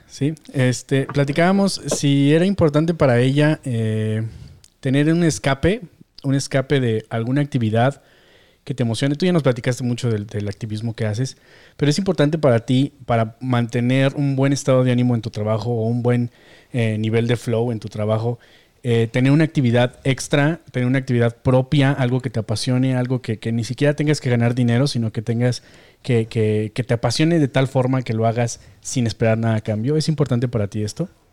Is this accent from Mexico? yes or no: yes; Mexico; como mexicanos, como latinos